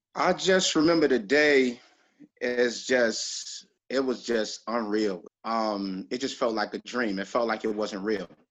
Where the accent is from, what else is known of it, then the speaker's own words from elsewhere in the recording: New York City, New York, United States; I was raised in Flatbush